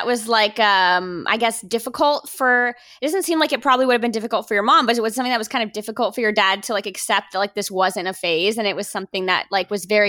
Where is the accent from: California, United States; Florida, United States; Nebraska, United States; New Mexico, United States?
Florida, United States; Miami; because I'm Cuban and born and raised in Miami.